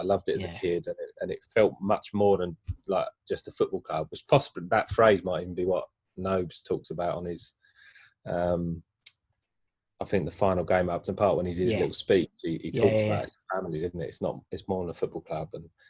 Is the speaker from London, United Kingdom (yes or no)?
yes; East Ham, London, United Kingdom; I just knew West Ham was down the road. I grew up in East Ham.